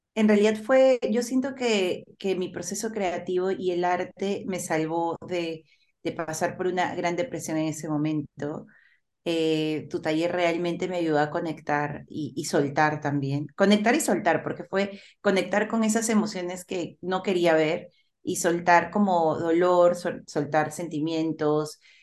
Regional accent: Lima, Peru; yo nací en Lima, pero mi familia es de provincia, tanto mi mami como mi papi.

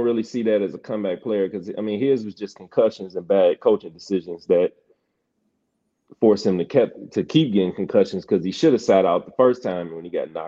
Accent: Detroit, Michigan, United States; I'm from Detroit

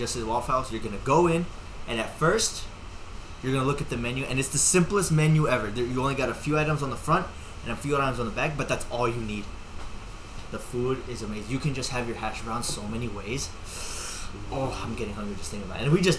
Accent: Georgia, United States; now in Chicago, United States; And I was born in the South. I was born in Georgia.

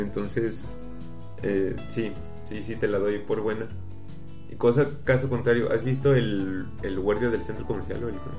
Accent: Mexico; nuestro país

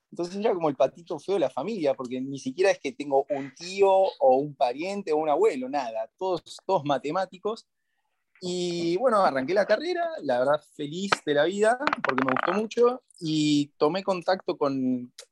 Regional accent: Argentina; Y, siendo abogado argentino que lo podés buscar y lo podés lograr. Y ahí es cuando volví a Argentina

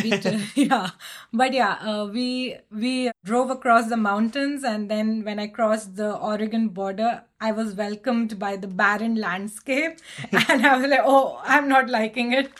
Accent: India; moved away as an adult; also born or lived in Portland; I moved from India to Portland post my wedding.

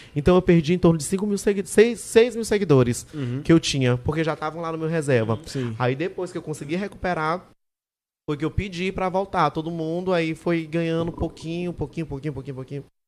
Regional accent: São Luís, Maranhão, Brazil; eu sou de São Luís

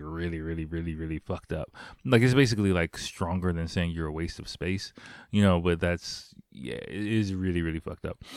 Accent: United States; moved away as an adult; now in Japan; I'm black. I'm from America.

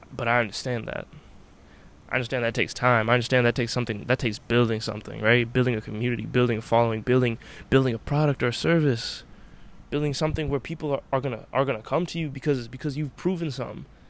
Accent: United States; I'm an American, right? I live in America in 2021

